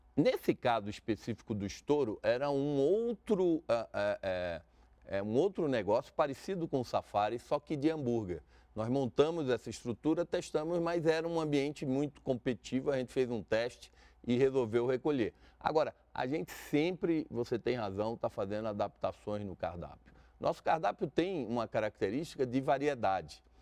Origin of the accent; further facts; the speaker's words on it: Brasília, Federal District, Brazil; Nós nascemos em Brasília